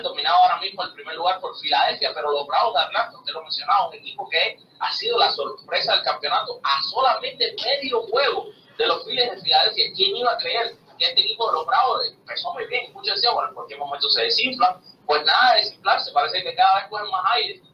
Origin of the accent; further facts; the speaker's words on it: Matanzas, Cuba; now in United States; Matanzas, que es la provincia desde donde yo nací, mi esposa nació